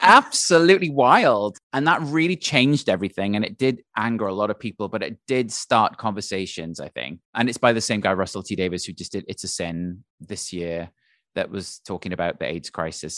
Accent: Wales, United Kingdom; moved away as an adult; also born or lived in London; now in New York, United States; when I was growing up in Wales

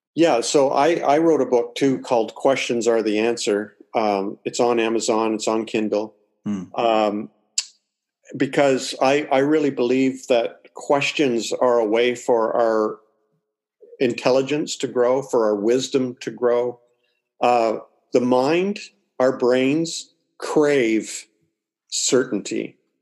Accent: Toronto, Ontario, Canada; also born or lived in Springfield, Missouri; now in Atlantic Canada, Canada; I'm from Canada and I'm living in Canada. Okay. So uh, I was born in Toronto, but I'm living out on the East Coast now.

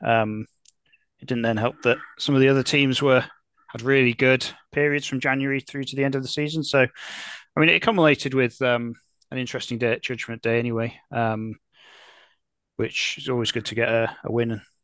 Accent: Telford, West Midlands, United Kingdom; now in Cardiff, United Kingdom; I grew up in Telford, which is in Shropshire.

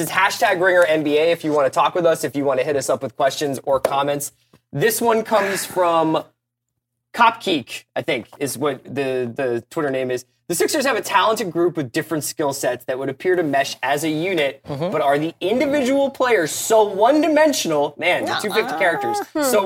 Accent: Philadelphia, Pennsylvania, United States; I am from Philadelphia

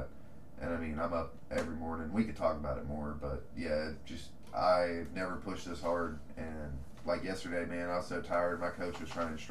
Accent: Owenton, Kentucky, United States; I grew up with him in Owenton

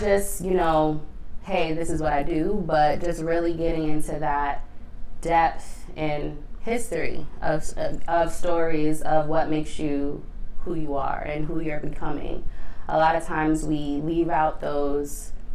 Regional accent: Boston, Massachusetts, United States; I am born and raised in Boston.

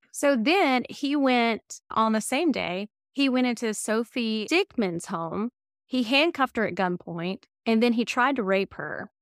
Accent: the South, United States; I'm from the South

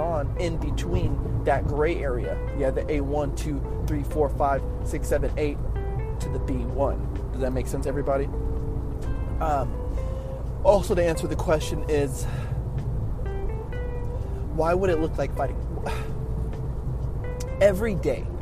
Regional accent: Oxnard, California, United States; the neighborhood I grew up in Oxnard. Oxnard's not that big of a city

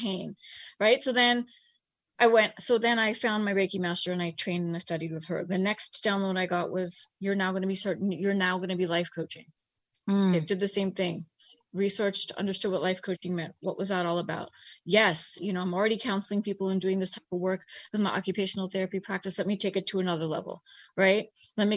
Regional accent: United States; also born or lived in Bay Area / Los Angeles; East Indian myself, born and raised in America

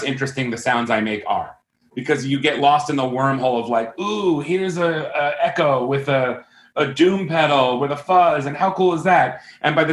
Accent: Long Island, New York, United States; moved away; I grew up on Long Island during the golden age

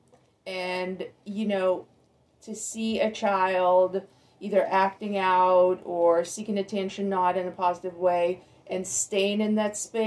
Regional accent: Russia; moved away; I come from Russia

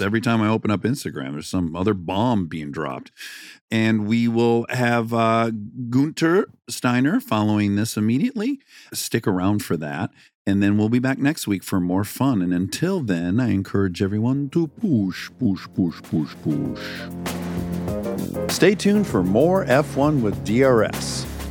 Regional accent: Detroit, Michigan, United States; now in California, United States; I'm from Detroit. My family was in the automotive industry

